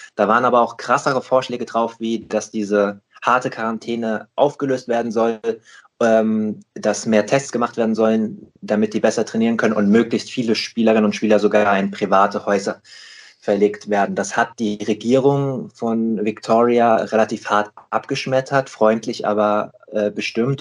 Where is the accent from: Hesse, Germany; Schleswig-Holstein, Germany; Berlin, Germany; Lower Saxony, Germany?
Hesse, Germany; Rheingau; now in Hamburg, Germany; aus dem Rheingau, aus meiner eigentlichen Heimat. Ich bin äh, im Lockdown sozusagen geflüchtet äh, in meine alte Heimat